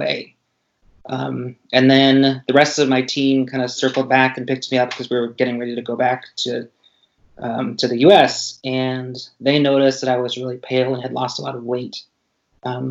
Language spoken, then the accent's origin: English; Pacific Northwest, United States; I grew up in the Northwest